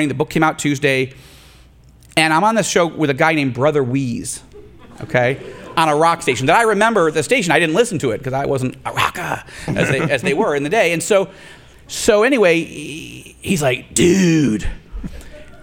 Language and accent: English; Rochester, New York, United States; my hometown of Rochester, New York, where I grew up